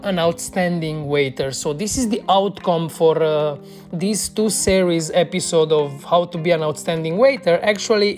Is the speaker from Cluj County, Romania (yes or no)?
yes; Cluj-Napoca, Cluj County, Romania; here in my hometown in Cluj